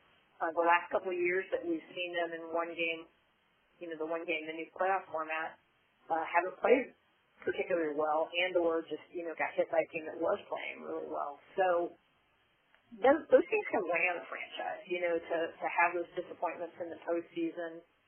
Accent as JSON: {"language": "English", "region": "Midwest", "country": "United States", "said": "And I'm from the Midwest, so I'm not saying anything negative about the Midwest."}